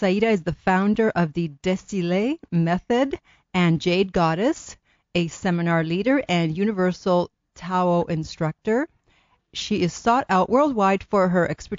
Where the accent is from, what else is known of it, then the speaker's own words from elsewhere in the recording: Canada; I'm Canadian too